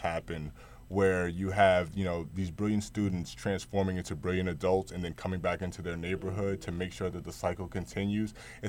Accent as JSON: {"language": "English", "town": "Edison", "region": "New Jersey", "country": "United States", "said": "I'm not from New Brunswick. I'm from Edison."}